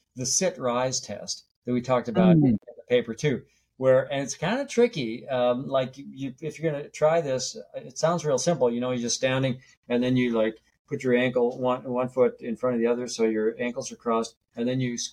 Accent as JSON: {"language": "English", "region": "North Dakota", "country": "United States", "tie": "born or raised there", "said": "I grew up in North Dakota near the Canadian border"}